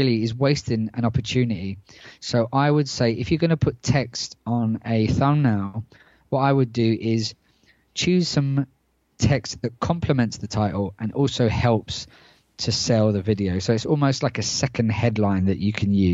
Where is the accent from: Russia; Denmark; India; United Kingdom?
United Kingdom; moved away; my home country of the UK